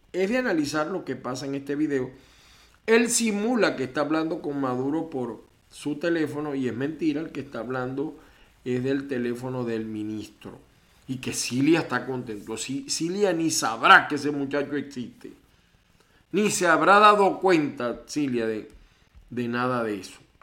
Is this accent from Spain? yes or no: no; Venezuela; moved away; de Venezuela, por supuesto, mi tierra, con la que sueño todos los días, no la saco de mi mente